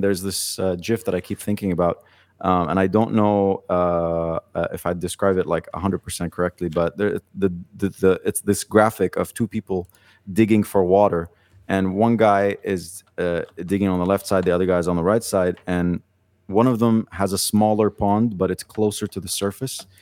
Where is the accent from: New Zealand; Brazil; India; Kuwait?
Kuwait; moved away as an adult; also born or lived in Lebanon; now in Dubai, United Arab Emirates; I was born in Kuwait